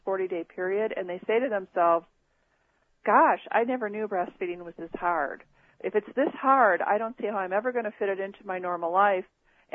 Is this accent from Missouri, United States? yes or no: no; Chicago, Illinois, United States; the hospital where I was born here in the Chicago area was then called Chicago Lying